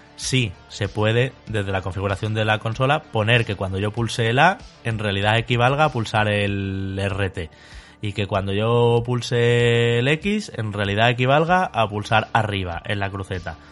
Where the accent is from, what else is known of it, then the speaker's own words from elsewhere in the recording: Spain; nuestro país, España